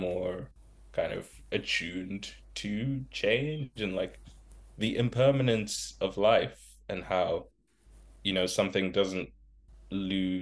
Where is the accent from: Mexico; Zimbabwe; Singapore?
Zimbabwe; moved away; I grew up in Zimbabwe